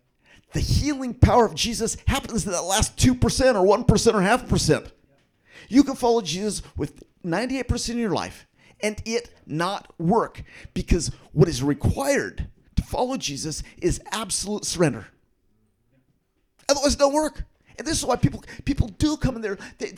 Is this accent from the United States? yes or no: no; Philippines; Some of you guys know that I grew up in the Philippines, and I go back to visit the tribal group that I grew up in often.